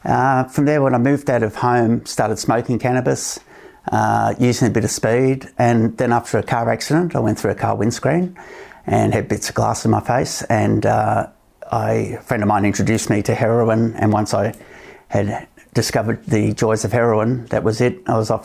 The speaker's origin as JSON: {"language": "English", "town": "Melbourne", "region": "Victoria", "country": "Australia", "tie": "born or raised there", "also_born_or_lived": "United States", "moved": "yes", "lives_now": "Canberra, Australia", "said": "I was born in America, grown up in Melbourne, live in Canberra now."}